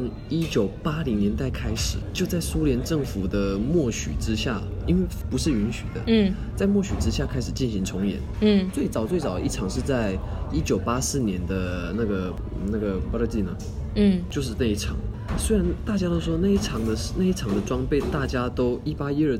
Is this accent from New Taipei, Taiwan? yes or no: no; Taichung, Taiwan; 我从庆记市来到台北。庆记是闽南话当中的子弹，因为这在讽刺咱们台中之前常常找到非常大量的子弹。